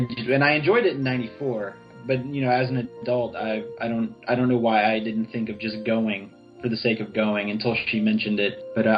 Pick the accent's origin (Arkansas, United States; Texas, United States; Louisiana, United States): Louisiana, United States; New Orleans; moved away; I'm also from New Orleans, so riverboats were very common going up and down the Mississippi River.